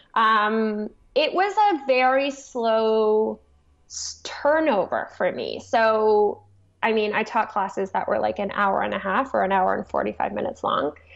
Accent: Toronto, Ontario, Canada; I grew up in Toronto

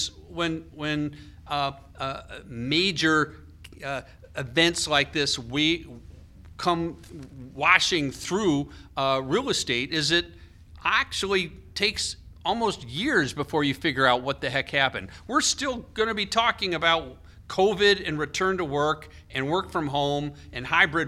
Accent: United States

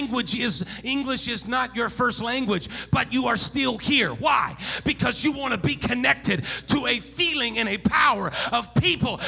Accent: Santa Barbara, California, United States; also born or lived in Oregon / North Dakota; now in Bakersfield, United States; born and raised in Santa Barbara, California, lived there for a little bit.

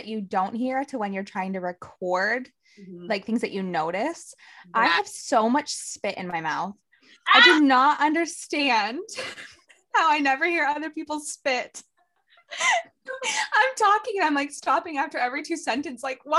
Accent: Maine, United States; also born or lived in Arkansas; because I was born in Arkansas, but we moved to Maine.

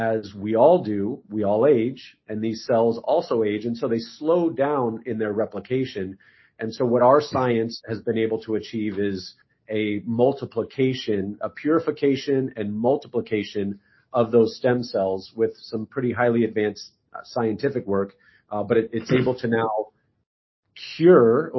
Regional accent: Arizona, United States; I'm from Arizona. I lived in Arizona at the time.

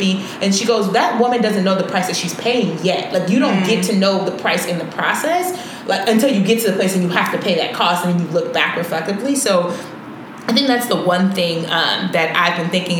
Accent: Chicago, Illinois, United States; we were raised in Chicago

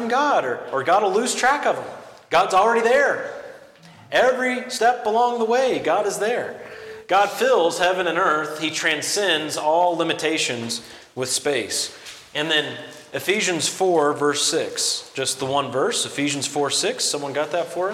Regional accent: close to Arkansas, the lower Midwest, United States; The lower Midwest, in fact, close to Arkansas

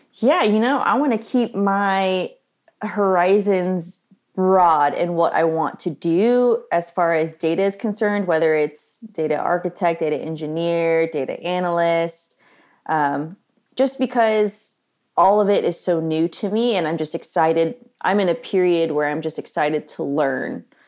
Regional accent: Nashville, Tennessee, United States; I grew up here in Nashville in the South

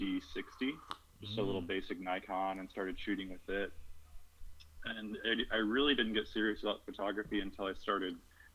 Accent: Oklahoma, United States; now in Oregon, United States; I'm originally from Oklahoma

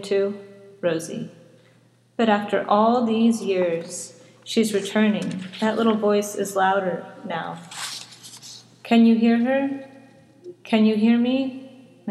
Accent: Arizona, United States; I am born and raised in Arizona, so I'm an Arizona native.

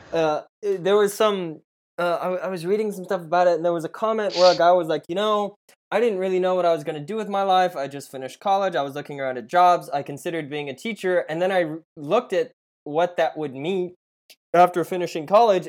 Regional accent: Tulsa, Oklahoma, United States; I took that drive literally every day in high school to Booker T uh, because I grew up on Brookside, down Peoria

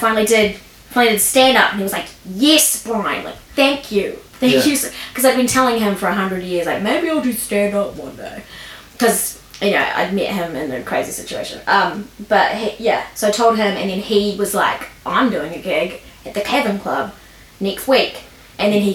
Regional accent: Lower Hutt, Wellington, New Zealand; also born or lived in Canberra, Australia; I was born in Lower Heart Hospital. And then I went to Eastern Heart Primary School, Heart Intermediate, and Heart High

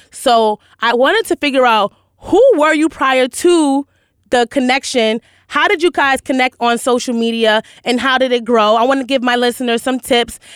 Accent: New York City, New York, United States; I'm from Hell's Kitchen

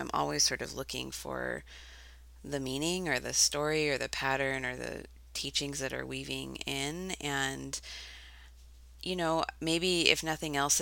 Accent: Eugene, Oregon, United States; also born or lived in Creswell, Oregon; I grew up mostly in Eugene, which is like a normal, regular town. But then when I was 12, we moved out to the country onto these 20 acres in this little town called Cresswell

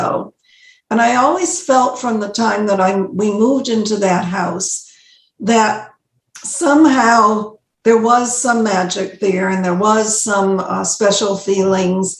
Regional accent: Bridgeport, Connecticut, United States; also born or lived in New Haven, Connecticut; I remember as a little girl, 5.5 years old, we're moving from New Haven to Bridgeport, from an apartment and to a bigger apartment.

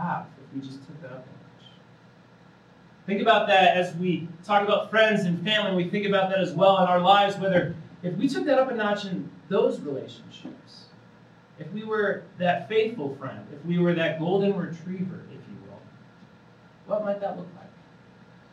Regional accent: Indiana, United States; moved away as an adult; now in Colorado, United States; I'm originally from Indiana. I moved out of Colorado 3 years ago

